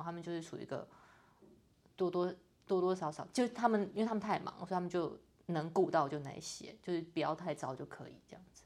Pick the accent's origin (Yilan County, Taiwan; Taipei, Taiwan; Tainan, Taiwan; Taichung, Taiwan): Tainan, Taiwan; 我是台南人